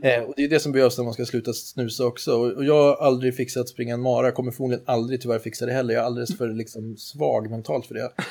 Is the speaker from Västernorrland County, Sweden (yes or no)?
yes; Härnösand, Västernorrland County, Sweden; jag är uppvuxen i Härnösand av alla ställen